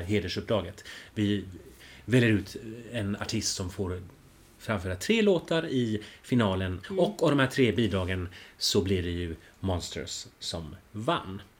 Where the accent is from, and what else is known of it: Finland